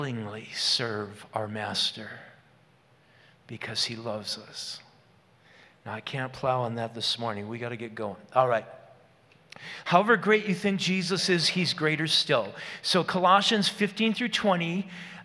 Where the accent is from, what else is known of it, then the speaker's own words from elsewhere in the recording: Moose Lake, Minnesota, United States; the grocery store in my hometown of Moose Lake, the Red Owl